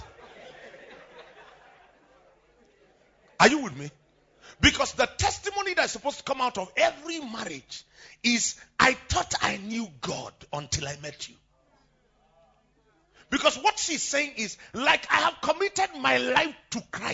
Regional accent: Plateau, Nigeria; I'm a true Nigerian.

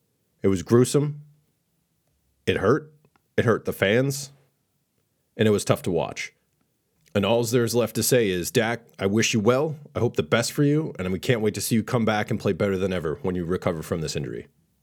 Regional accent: New England, United States; But obviously, I'm a huge Tom Brady fan because I'm from New England.

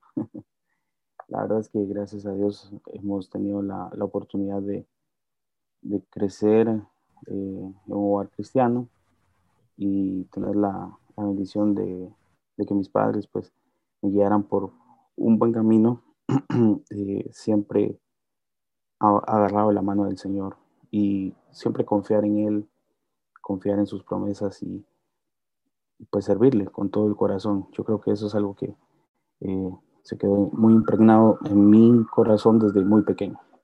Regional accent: Guatemala; yo nací en un hogar cristiano. Mis padres asistieron durante mucho tiempo a Iglesia Lim, aquí en Guatemala

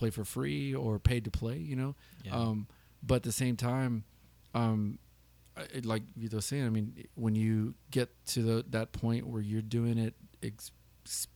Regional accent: San Antonio, Texas, United States; also born or lived in Kirby, Texas; being born, raised San Antonio, we grew up on the west side of San Antonio

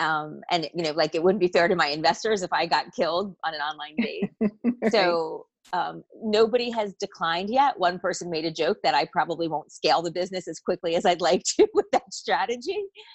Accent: New Jersey, United States; If all you know about me is … from New Jersey, you're not going to get a full picture of where I've lived and what I've done

